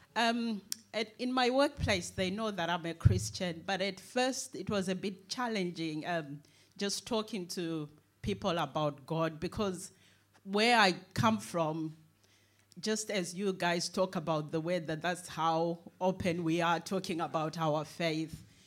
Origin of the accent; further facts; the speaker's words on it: Zimbabwe; now in United Kingdom; I was born in Zimbabwe